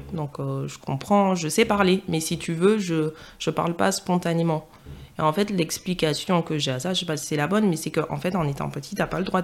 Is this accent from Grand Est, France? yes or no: no; Île-de-France, France; accent: Parisian; on voit direct que je suis métropolitaine. Même avant que je parle, je que j'ai l'accent parisien